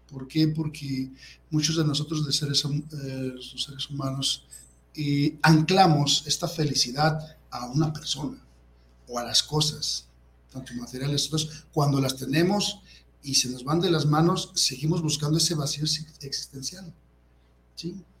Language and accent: Spanish; Guadalajara, Jalisco, Mexico; yo soy de aquí de Guadalajara, Jalisco, y mis padres, pues eh, Javier Cabrera y Carmen Plasencia, y tengo ocho hermanos aparte de mí, somos una familia numerosa